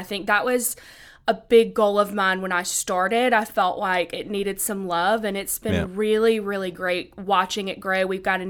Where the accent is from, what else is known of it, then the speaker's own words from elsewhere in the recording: Augusta, Georgia, United States; So being from Augusta, and my brother works out at the National, I grew up watching golf